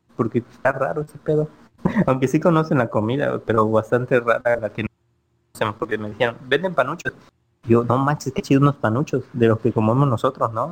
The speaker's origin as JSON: {"language": "Spanish", "town": "Ciudad del Carmen", "region": "Campeche", "country": "Mexico", "tie": "born or raised there", "moved": "as an adult", "lives_now": "Playa del Carmen, Mexico", "said": "yo soy originario de Ciudad Carmen, Campeche, donde somos nosotros, todos nosotros tres."}